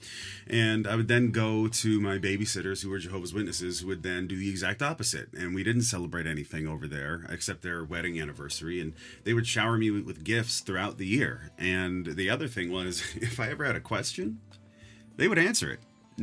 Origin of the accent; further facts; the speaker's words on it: San Leandro, California, United States; also born or lived in New Orleans, Louisiana; I was raised in the San Francisco Bay Area, in particular a small city called San Leandro.